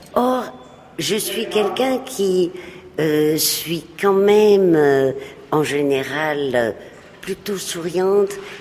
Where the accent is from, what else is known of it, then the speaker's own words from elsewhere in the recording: Madrid, Community of Madrid, Spain; de mon enfance à Madrid